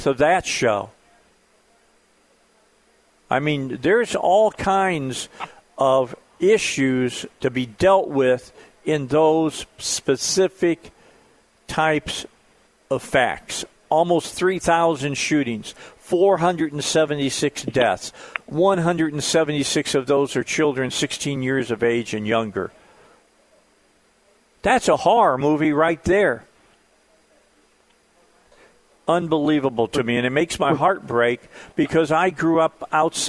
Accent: Northwest Indiana, United States; I grew up in Northwest Indiana

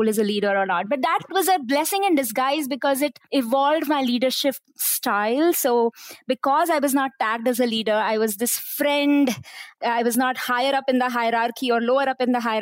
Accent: India; moved away as an adult; now in Malaysia; I came from India. So I came from very humble backgrounds

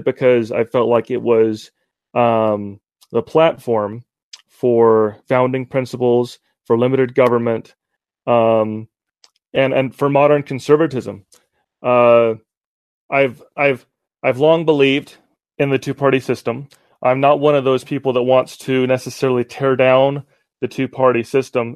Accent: Utah, United States; also born or lived in Cleveland, Ohio; I was raised here in Utah

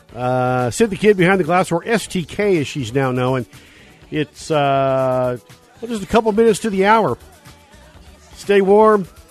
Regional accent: Northern California, United States; I grew up in Northern California, Fremont Drag Strip

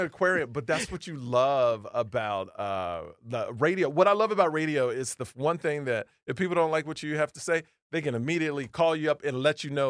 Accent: Houston, Texas, United States; I grew up in Houston, Texas, all like white people, right?

